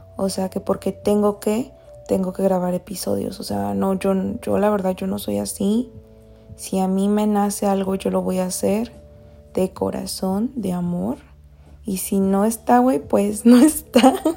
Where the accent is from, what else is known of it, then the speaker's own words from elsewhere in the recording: Mexico; Soy de México